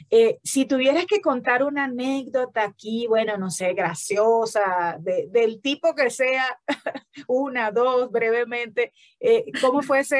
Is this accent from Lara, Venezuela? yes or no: no; Falcón, Venezuela; Yo también soy del Estado Falcón.